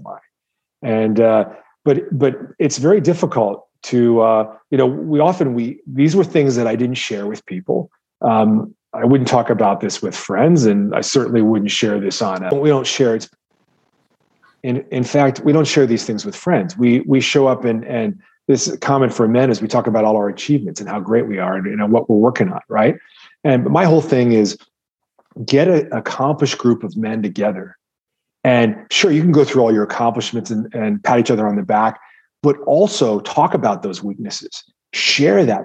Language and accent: English; Midwest, United States; I grew up in the Midwest where protein was synonymous with animal protein